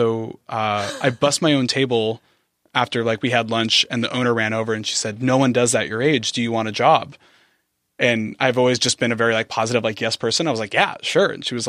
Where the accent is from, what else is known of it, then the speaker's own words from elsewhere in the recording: San Diego, California, United States; born and raised.